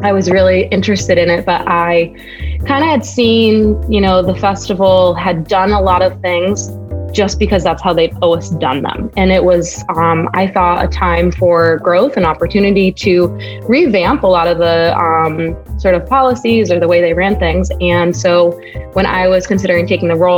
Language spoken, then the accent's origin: English; New Hampshire, United States; also born or lived in San Francisco; now in Chicago, United States; I'm from New Hampshire